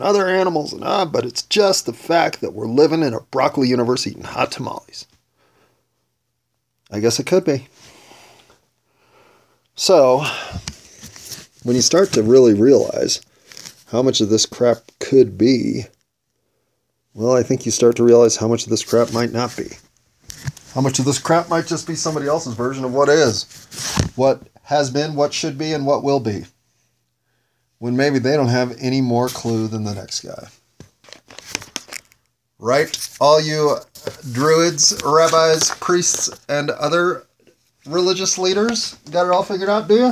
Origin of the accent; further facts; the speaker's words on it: United States; I'm an American